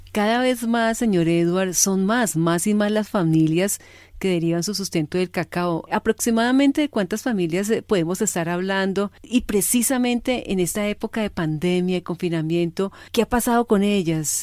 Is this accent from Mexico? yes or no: no; Cali, Valle del Cauca, Colombia; soy de Cali